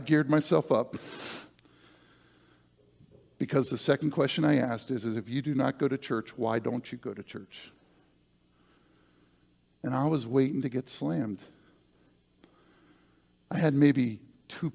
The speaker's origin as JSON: {"language": "English", "area": "near Gettysburg", "region": "Pennsylvania", "country": "United States", "tie": "born or raised there", "said": "my hometown, Gettysburg"}